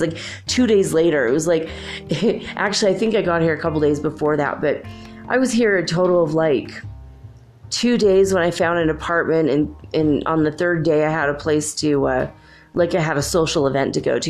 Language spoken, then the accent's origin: English; California, United States; moved away; also born or lived in Minnesota; I grew up in California